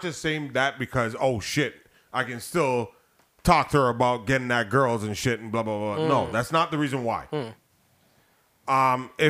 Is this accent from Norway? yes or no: no; Jamaica; as a Jamaican myself